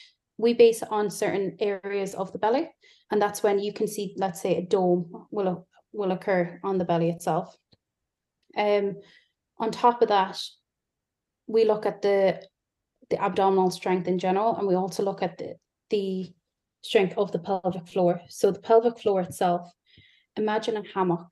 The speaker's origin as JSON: {"language": "English", "country": "Ireland", "moved": "yes", "lives_now": "Yorkshire, United Kingdom", "said": "As you can tell, I'm not English, I'm Irish. So I live in Yorkshire."}